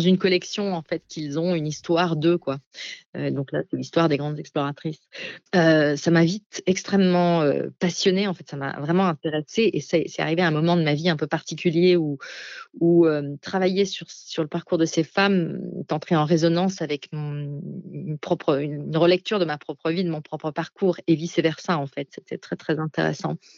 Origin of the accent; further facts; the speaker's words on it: Alsace, Grand Est, France; moved away; dans ma terre natale, en Alsace